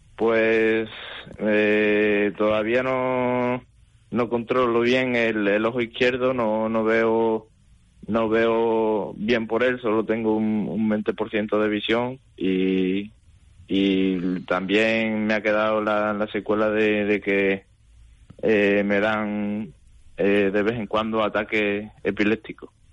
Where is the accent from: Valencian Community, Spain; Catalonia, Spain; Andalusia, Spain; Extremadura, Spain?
Extremadura, Spain; Alburquerque; now in Badajoz, Spain; soy de Alburquerque, de un pueblo de, de aquí de Badajoz